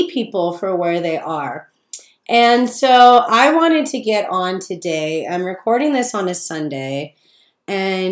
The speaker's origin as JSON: {"language": "English", "town": "Palm Springs", "region": "California", "country": "United States", "tie": "born or raised there", "moved": "as an adult", "lives_now": "Joshua Tree, United States", "said": "I grew up in Palm Springs"}